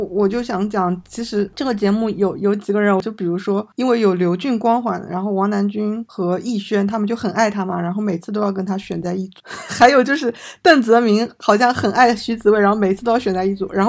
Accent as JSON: {"language": "Chinese", "country": "Macau", "said": "会，我们我们澳门澳门人肯定是遗珠。"}